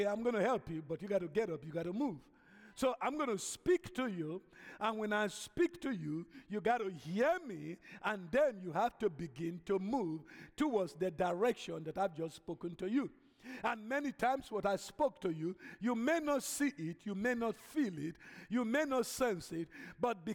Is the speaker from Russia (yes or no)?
no; Nigeria; moved away as an adult; now in United States; originally, I'm an African from Nigeria. Okay, I've been here now going to almost 40 years.